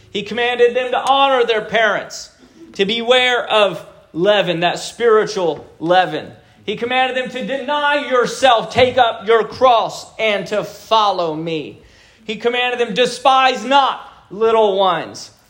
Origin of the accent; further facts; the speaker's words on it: Japan; born there; So I was born in Japan.